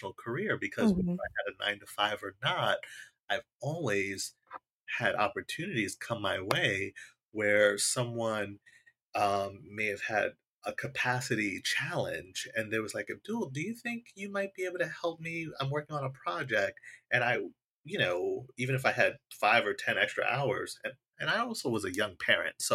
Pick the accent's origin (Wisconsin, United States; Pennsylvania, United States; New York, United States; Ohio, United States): New York, United States; I grew up in New York